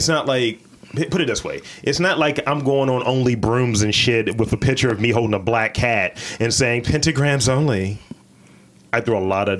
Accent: Baltimore, Maryland, United States; I'm from West Side.

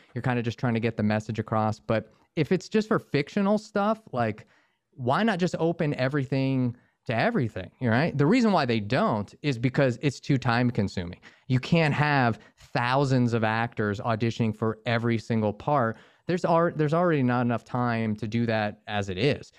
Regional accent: Northern Virginia, United States; moved away as an adult; now in Los Angeles, United States; I grew up in Northern Virginia outside DC

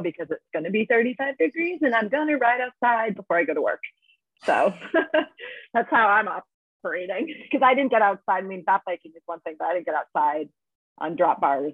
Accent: Massachusetts, United States; also born or lived in Boulder, Colorado; now in Vermont, United States; I'm from Massachusetts, but I was living in Boulder, Colorado for 14 years

